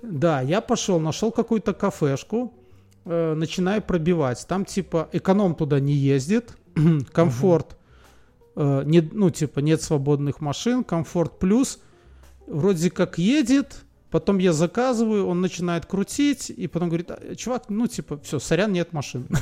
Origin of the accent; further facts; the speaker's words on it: Belarus; я из Беларуси.